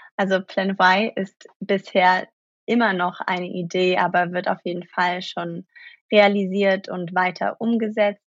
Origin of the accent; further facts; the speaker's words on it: Germany; moved away as an adult; now in New York, United States; geboren in Deutschland